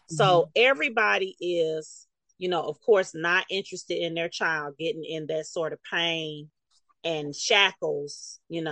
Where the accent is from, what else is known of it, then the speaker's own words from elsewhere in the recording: Meridian, Mississippi, United States; I'm 51. I was raised in Meridian, Mississippi. And if you recall about us born in the 70s, the parents weren't doing a whole lot of hand holding.